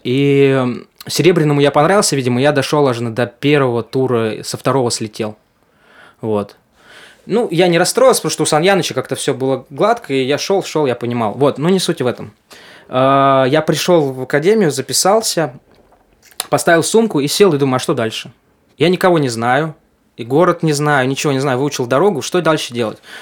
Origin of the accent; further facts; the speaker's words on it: Yurga, Kemerovo Oblast, Russia; moved away as an adult; also born or lived in Novosibirsk / Saint Petersburg; now in Moscow, Russia; из Сибири, там, город Юрга